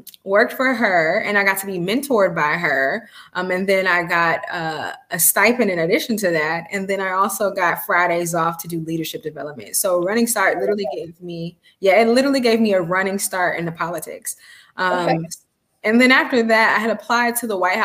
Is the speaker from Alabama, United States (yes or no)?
no; Columbus, Georgia, United States; moved away as an adult; also born or lived in Atlanta, Georgia; now in Washington, D.C., United States; I grew up in Columbus, Georgia, and I moved to Atlanta for college